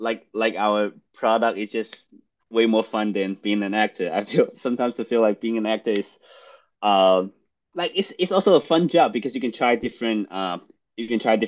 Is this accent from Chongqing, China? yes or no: no; Guangdong, China; English is a second language; also born or lived in Boston; now in United States; I grew up in Guangdong, China.